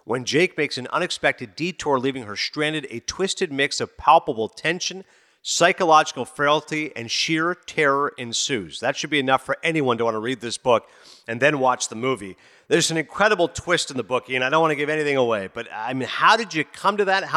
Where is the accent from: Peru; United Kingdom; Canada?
Canada; Ontario; moved away as an adult; also born or lived in Toronto / Kingston, Ontario; now in United States; I was born in Toronto, but I grew up in a small town. We were in Kingston for a few years. Then I was in Morvan, Ontario, population 500